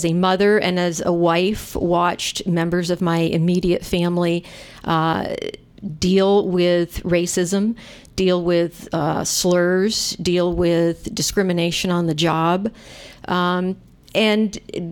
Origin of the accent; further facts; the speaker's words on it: Vermont, United States; moved away as an adult; also born or lived in Michigan; now in Iowa City, United States; I grew up, obviously, in growing up in Vermont